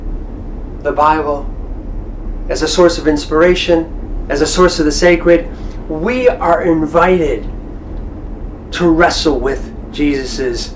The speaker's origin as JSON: {"language": "English", "country": "United States", "said": "I'm an American."}